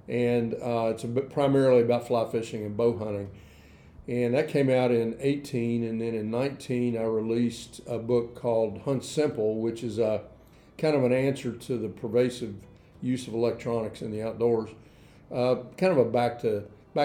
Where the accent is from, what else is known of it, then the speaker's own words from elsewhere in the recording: Danville, Kentucky, United States; also born or lived in Lexington, Kentucky; I grew up in Danville, Kentucky.